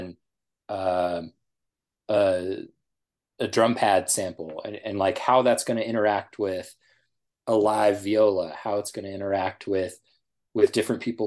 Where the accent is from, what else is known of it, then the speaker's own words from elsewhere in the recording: Nevada, United States; moved away as an adult; also born or lived in Idaho; I grew up in Nevada